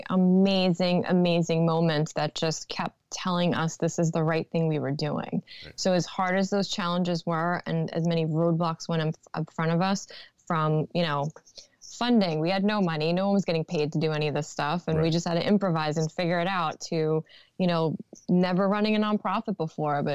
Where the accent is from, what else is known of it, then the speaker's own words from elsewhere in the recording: New York City, New York, United States; Born and raised in Brooklyn